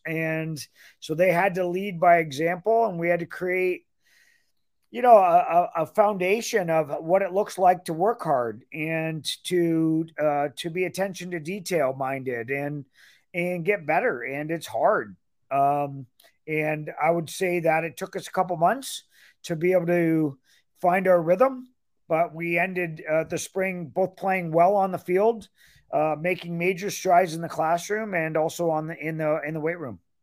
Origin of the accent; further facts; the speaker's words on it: Ontario, Canada; moved away as an adult; also born or lived in Michigan; now in Iowa City, United States; I'm born and raised in Ontario, Canada, so I'm Canadian